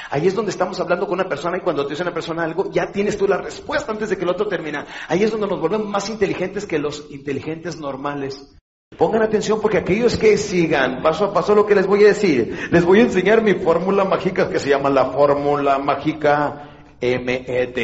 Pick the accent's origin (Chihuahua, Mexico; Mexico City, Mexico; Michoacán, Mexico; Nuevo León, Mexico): Chihuahua, Mexico; Ciudad Juárez; soy de Juárez